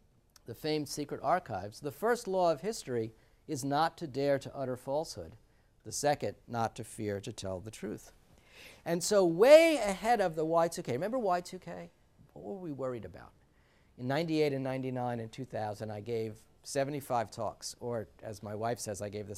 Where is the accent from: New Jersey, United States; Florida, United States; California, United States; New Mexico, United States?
New Jersey, United States; I come from New Jersey, so there were a lot of people slicing open tomatoes